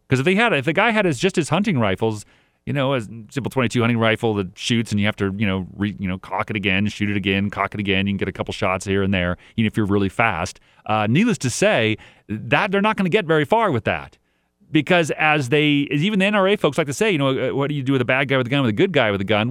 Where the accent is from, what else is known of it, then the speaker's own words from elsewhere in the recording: El Dorado County, California, United States; moved away; I grew up in El Dorado County for a while